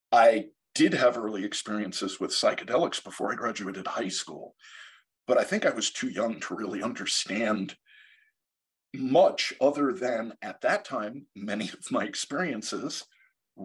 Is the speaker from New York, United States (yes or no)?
yes; Long Island, New York, United States; I grew up on Long Island in New York in the 70s and early 80s